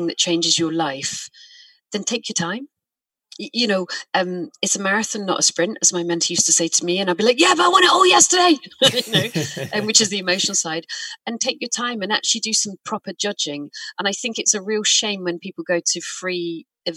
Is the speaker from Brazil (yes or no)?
no; United Kingdom; I'm British